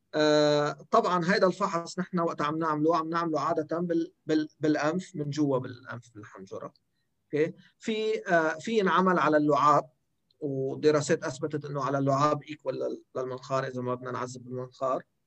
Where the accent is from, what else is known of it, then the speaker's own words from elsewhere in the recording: Lebanon; عندنا بلبنان